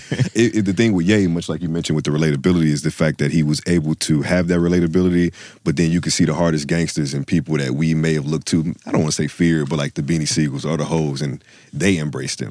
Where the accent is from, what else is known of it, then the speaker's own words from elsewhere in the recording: the South, United States; I'm from the South.